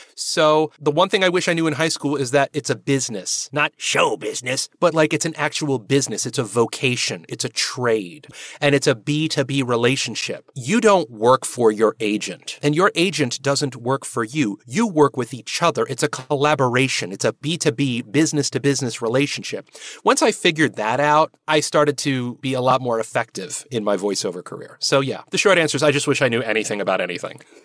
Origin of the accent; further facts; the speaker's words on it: New Jersey, United States; also born or lived in Manhattan; now in New York, United States; it's New Jersey. The reason why is, well, it's home. I mean, I live here in Manhattan